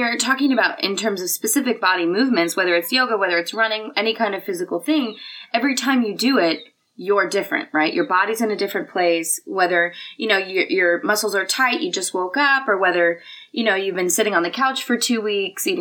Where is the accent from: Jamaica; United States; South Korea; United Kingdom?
United States; moved away as an adult; also born or lived in Australia; I'm American